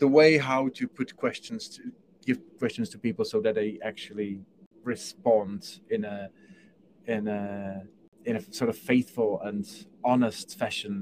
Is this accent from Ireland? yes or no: no; Czechia; moved away; I come from Czech Republic